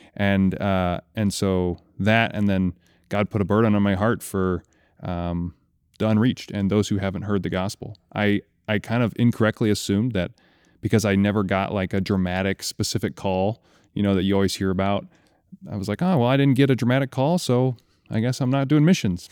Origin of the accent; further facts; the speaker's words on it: Kalamazoo, Michigan, United States; I grew up in Kalamazoo, Michigan